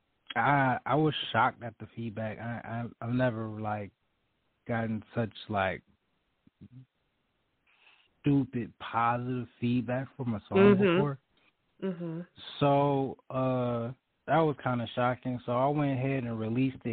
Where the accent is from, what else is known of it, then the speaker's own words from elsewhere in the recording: Detroit, Michigan, United States; I'm from the D, West Side, Joy Road